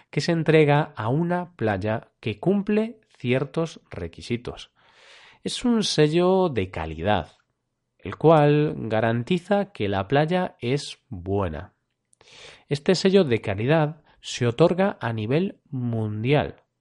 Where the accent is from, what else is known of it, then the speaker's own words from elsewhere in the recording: Vigo, Galicia, Spain; born there; Por tanto, como comenté antes, Vigo, mi ciudad natal, es la ciudad de España con más banderas azules.